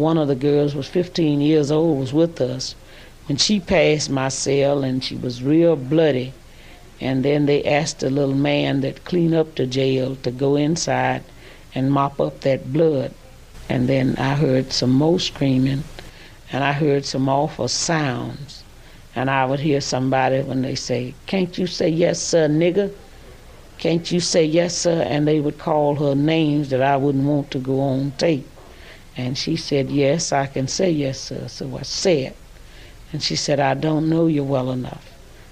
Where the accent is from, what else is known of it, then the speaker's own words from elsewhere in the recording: Louisville, Mississippi, United States; I was from Louisville